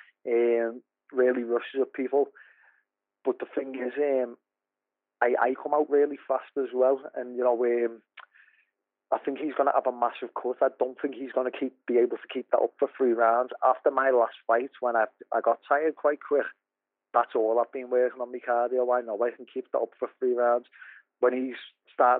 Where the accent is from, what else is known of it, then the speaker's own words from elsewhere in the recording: Liverpool, North West England, United Kingdom; I'm from Liverpool